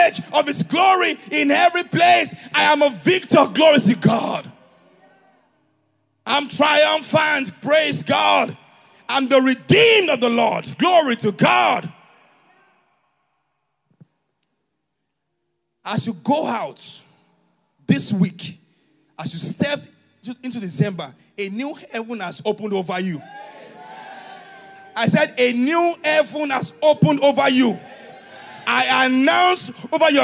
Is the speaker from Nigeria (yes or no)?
yes; Ijebu, Ogun State, Nigeria; moved away; I'm an Ijebu guy